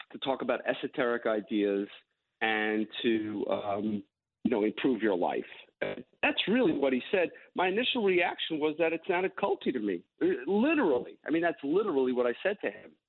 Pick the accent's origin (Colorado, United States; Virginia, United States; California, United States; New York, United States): New York, United States; I had a really um, very upbringing. I grew up